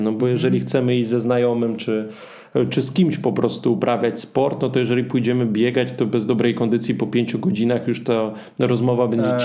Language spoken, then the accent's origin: Polish; Zabrze, Silesian Voivodeship, Poland; ja dokładnie akurat jestem z Zabrze